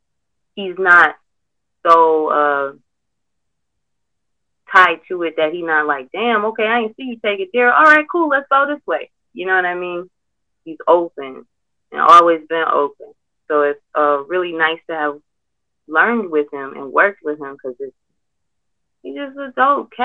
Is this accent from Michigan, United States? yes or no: yes; Detroit, Michigan, United States; I'm from Detroit.